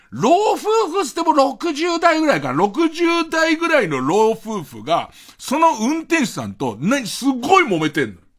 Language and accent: Japanese; Tokyo, Japan; 江戸っ子だからさ